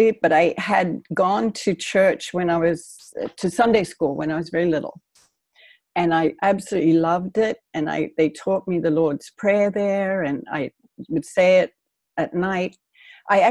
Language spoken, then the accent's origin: English; Australia; moved away as an adult; also born or lived in New York; now in United States; I grew up in Australia. I was born here, but I grew up in Australia.